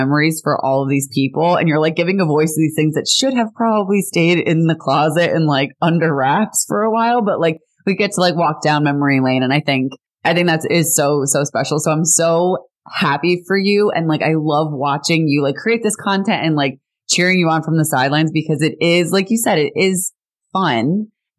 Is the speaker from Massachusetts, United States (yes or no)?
no; New Jersey, United States; I grew up in Jersey